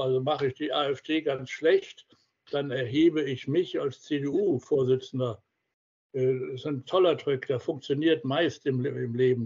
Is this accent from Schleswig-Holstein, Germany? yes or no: no; Heidelberg, Baden-Württemberg, Germany; in Heidelberg, meiner Heimatstadt